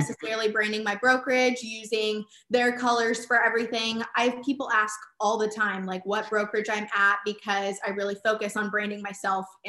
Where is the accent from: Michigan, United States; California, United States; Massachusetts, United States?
California, United States; growing up in the Cali, really all we have is cows and ag